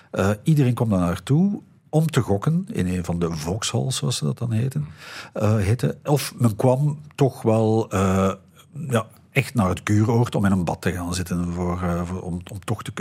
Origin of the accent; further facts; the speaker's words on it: Belgium; Bij ons in de Ardennen